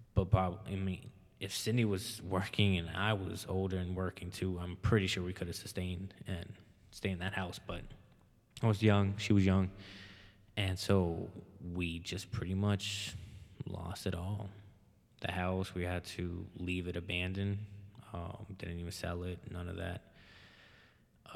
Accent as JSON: {"language": "English", "town": "Hammond", "country": "United States", "tie": "born or raised there", "also_born_or_lived": "Alexandria", "said": "growing up in Hammond"}